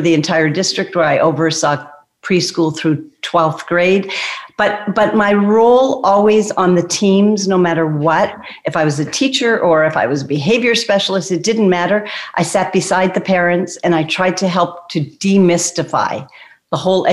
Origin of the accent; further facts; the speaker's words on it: Toronto, Ontario, Canada; I'm from Toronto, Canada